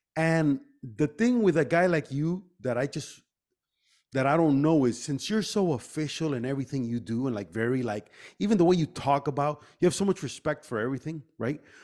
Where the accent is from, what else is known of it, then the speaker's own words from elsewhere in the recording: Miami, Florida, United States; we grew up here in Miami